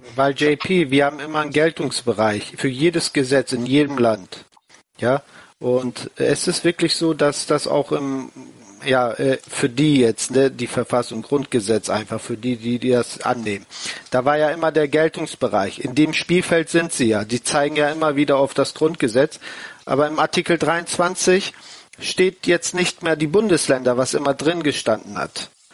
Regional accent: Turkey; moved away; die Türkei nee. ist auch ein Staat, da wo ich herkomme

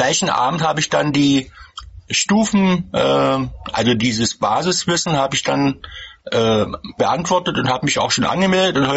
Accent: Magdeburg, Saxony-Anhalt, Germany; Äh, ich komme hier aus Sachsen-Anhalt, aus Magdeburg.

